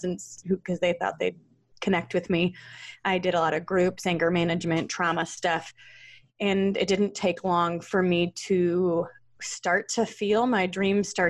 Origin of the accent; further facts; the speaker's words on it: Troy, Michigan, United States; I grew up in the Detroit area in Troy, Michigan